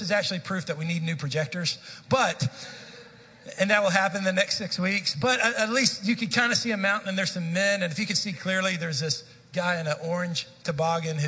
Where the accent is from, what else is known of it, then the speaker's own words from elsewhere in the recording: Dallas, Texas, United States; I grew up in the Dallas-Fort Worth Metroplex. I was a city kid